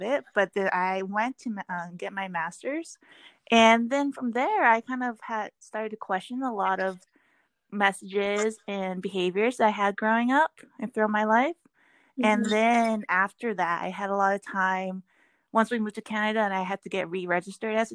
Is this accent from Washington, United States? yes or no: yes; Seattle, Washington, United States; when I was growing up in Seattle, there was a big Korean community